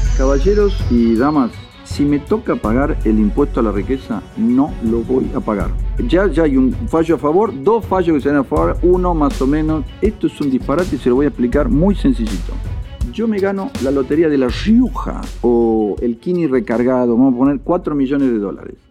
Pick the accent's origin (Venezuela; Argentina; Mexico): Argentina; como argentinos